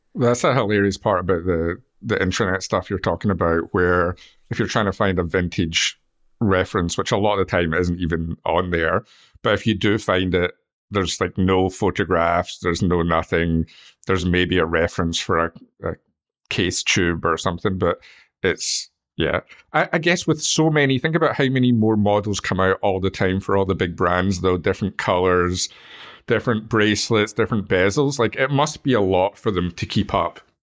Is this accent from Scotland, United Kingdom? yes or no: yes; Scotland, United Kingdom; we're Scottish